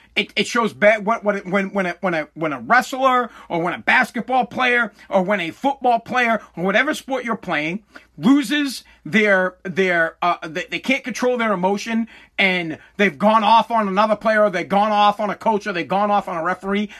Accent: United States; I'm American

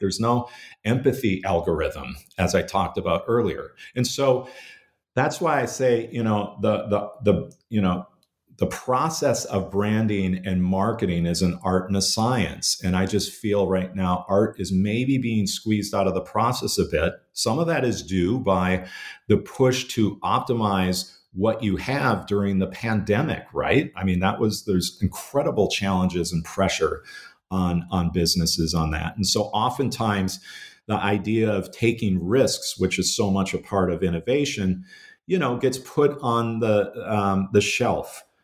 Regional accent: Minnesota, United States; growing up, uh, in, in Minnesota in the seventies and, and eighties

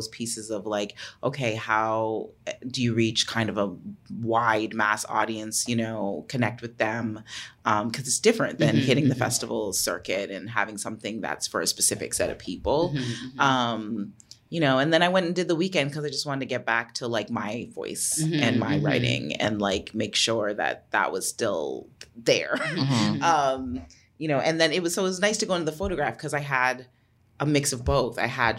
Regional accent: Jamaica; We're both Jamaican. We both had the exact same birth date.

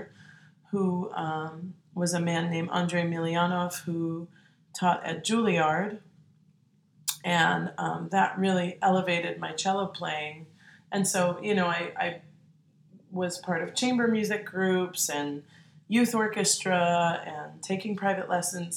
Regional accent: Maplewood, New Jersey, United States; moved away as an adult; also born or lived in Queens, New York / New York City; now in New Orleans, United States; I was born in Bayside, Queens, and I grew up in Maplewood, New Jersey

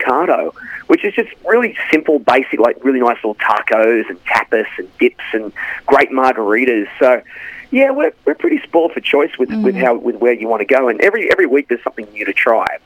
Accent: Australia; moved away as an adult; now in Los Angeles, United States; as an Australian

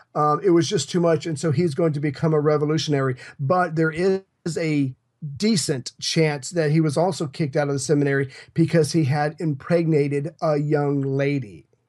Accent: United States; I'm an American

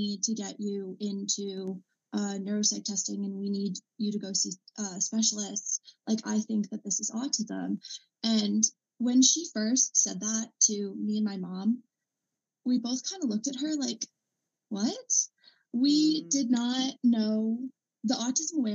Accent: Massachusetts, United States; I'm 21, and I'm from Massachusetts

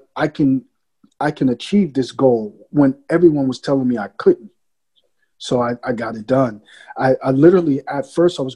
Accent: New York City, New York, United States; I was born in the Bronx in the 70s

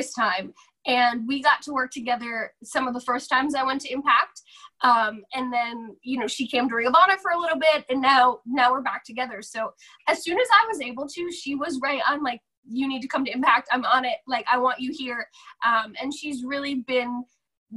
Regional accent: Jefferson Township, New Jersey, United States; moved away; I grew up in Jefferson Township, which gets split into like two smaller towns.

